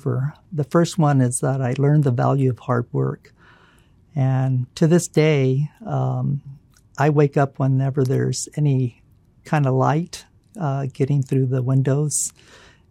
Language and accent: English; Fresno, California, United States; also born or lived in San Diego, California / Sacramento, California; when I was growing up in Fresno